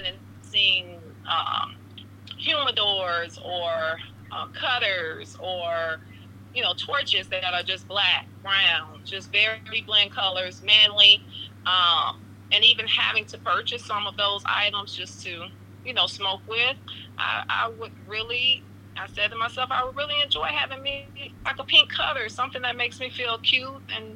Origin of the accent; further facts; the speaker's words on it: St. Petersburg, Florida, United States; I am born and raised in St. Petersburg, so I am a native of St. Pete, about 20 minutes outside of Tampa